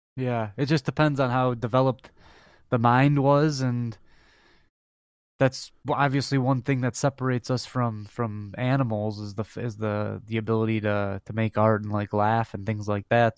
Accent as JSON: {"language": "English", "town": "Detroit", "region": "Michigan", "country": "United States"}